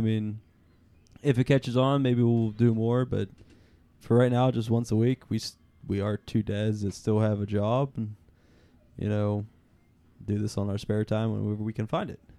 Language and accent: English; Pittsburgh, Pennsylvania, United States; we are from Pittsburgh